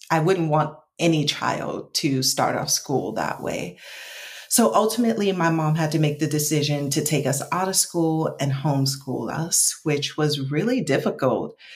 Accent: New York, United States; also born or lived in Atlanta / Detroit; now in Los Angeles, United States; So originally, I'm from New York, born and raised, kind of by way of Atlanta and by way of Detroit.

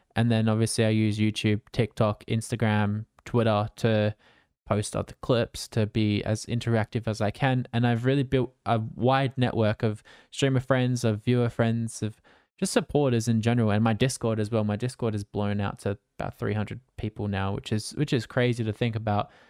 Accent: Australia; I'm Australian, so I stream at nighttime for me after I finish work

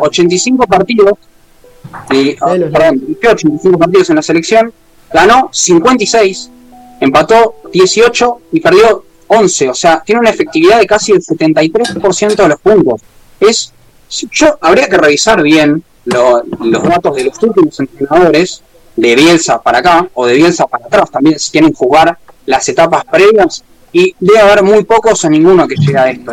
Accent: Argentina; somos todos argentinos

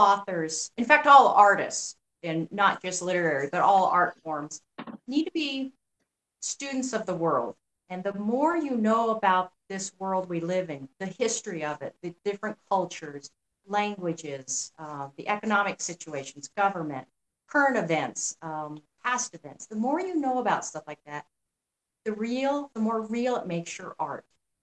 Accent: New Mexico, United States; I grew up in New Mexico

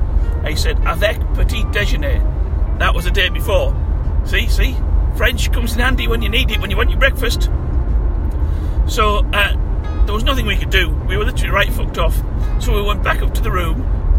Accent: England, United Kingdom; So we ate our ham sandwiches, because we're English. You know, you always, when you're abroad, you always seek out ham sandwiches.

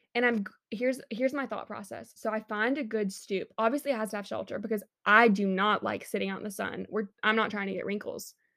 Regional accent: Montgomery, Alabama, United States; I do love my hometown, respect Montgomery

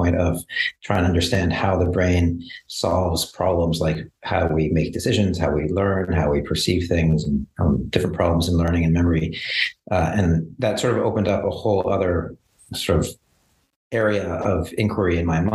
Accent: Montreal, Quebec, Canada; moved away; also born or lived in Kingston, Ontario / San Diego; I grew up in Montreal.

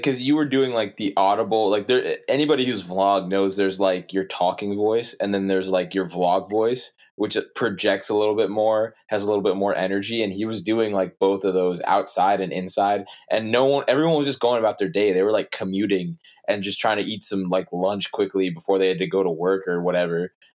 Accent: New Jersey, United States; I'm from New Jersey, but like I'm very familiar with New York.

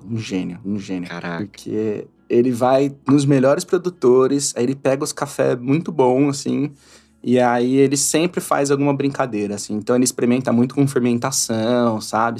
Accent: Matão, São Paulo, Brazil; born or raised there; now in São Paulo, Brazil

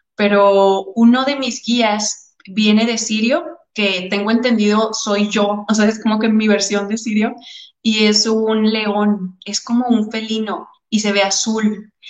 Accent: Torreón, Coahuila, Mexico; moved away as an adult; also born or lived in Houston; yo soy de Torreón, ¿no? Entonces, cuando me fui a estudiar a la universidad, me fui a Houston.

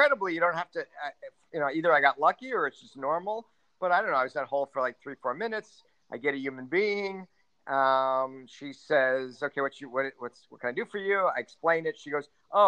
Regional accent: United States; now in Spain; I'm an American living here

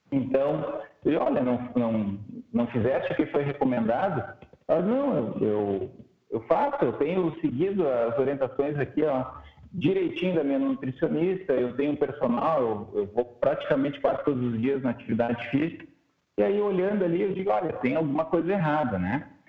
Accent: Santa Cruz do Sul, Rio Grande do Sul, Brazil; also born or lived in Pelotas / Porto Alegre; eu sou natural aqui do Rio Grande do Sul, na cidade de Santa Cruz, e fiz medicina na faculdade em Pelotas.

